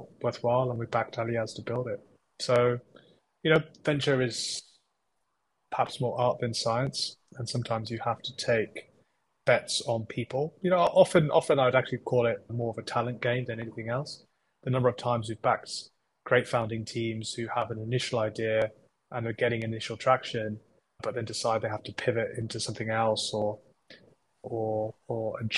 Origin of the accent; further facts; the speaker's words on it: United Kingdom; also born or lived in Cambridge, England / India (ancestry); I'm British Indian